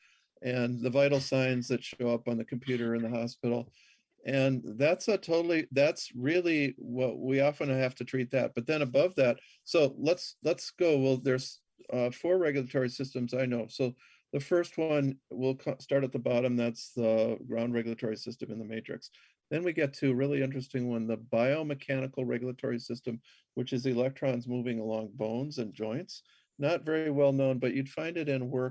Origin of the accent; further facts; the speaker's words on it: Minnesota, United States; I grew up in Minnesota.